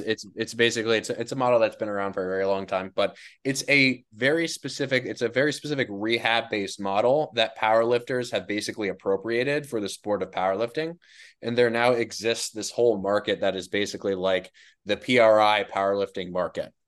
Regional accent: New Jersey, United States; also born or lived in New York; I grew up in New Jersey. I lived in New Jersey. for twenty-one years

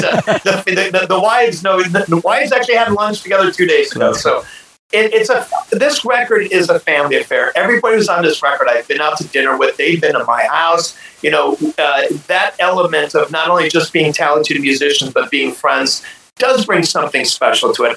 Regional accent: Ohio, United States; i grew up in Ohio

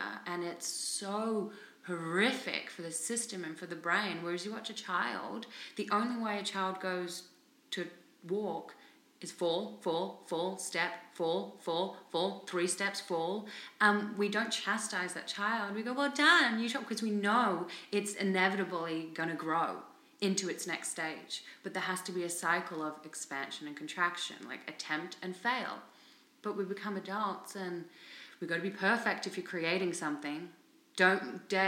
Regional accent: Australia; also born or lived in England / India / Thailand / Cambodia; now in Vancouver, Canada; I'm Australian, I live in Vancouver

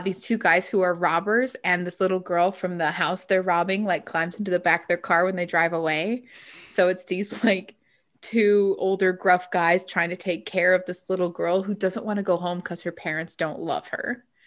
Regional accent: Utah, United States; I grew up in Utah

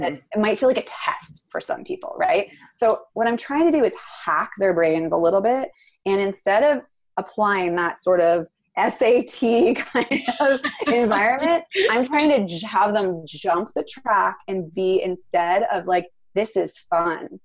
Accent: New York City, New York, United States; also born or lived in Venice, Los Angeles; now in Los Angeles, United States; I am from the East Village of Manhattan

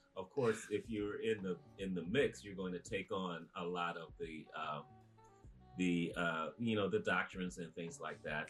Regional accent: Chicago, Illinois, United States; moved away as an adult; I was born in Chicago and raised in the greater Chicagoland area

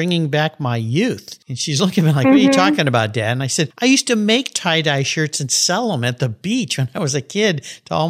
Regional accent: San Diego, California, United States; I'm back in San Diego today in my hometown

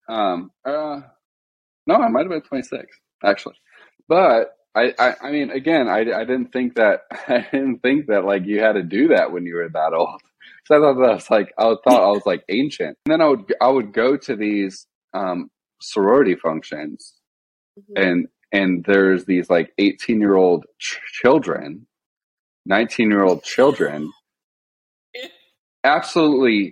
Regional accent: Illinois, United States; So I'm from Illinois. I'm not from Florida.

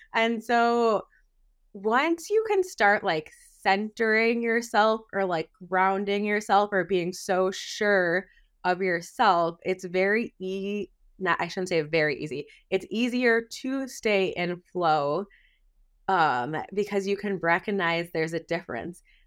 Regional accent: Wisconsin, United States; I'm a Midwest gal, I was born and raised in Wisconsin

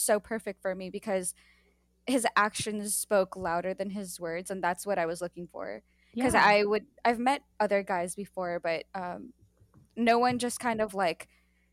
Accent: United States; I am American

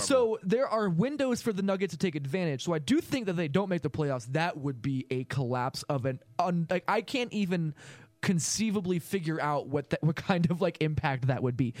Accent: Los Angeles, California, United States; I grew up in Los Angeles watching Kobe Bryant

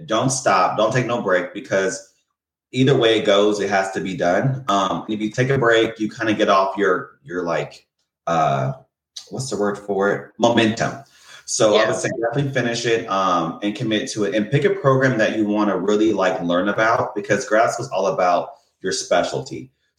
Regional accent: Indiana, United States; moved away; also born or lived in California; And that's funny because I moved from Indiana to California to get away from the Midwest. I lived in LA for about 7 years, San Diego for 1 year. So I'm definitely a SoCal person.

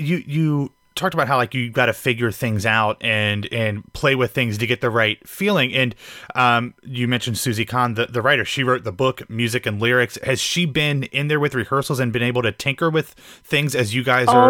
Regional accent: Pickerington, Ohio, United States; I'm from Pickerington, so just on the side of Columbus.

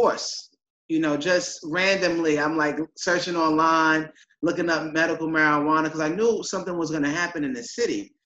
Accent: New York City, New York, United States; I am a young African-American male from Queens, New York, born and raised

